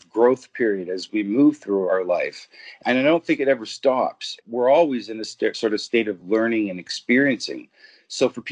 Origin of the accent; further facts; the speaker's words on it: Ontario, Canada; I'm a Canadian, born, bred, and raised